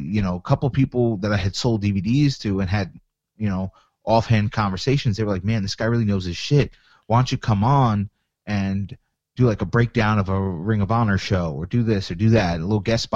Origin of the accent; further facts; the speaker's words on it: Long Island, New York, United States; I'm from Long Island